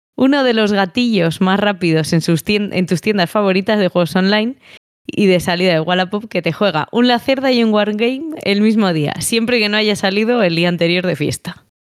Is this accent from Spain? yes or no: yes; Palencia, Castile and León, Spain; soy de Palencia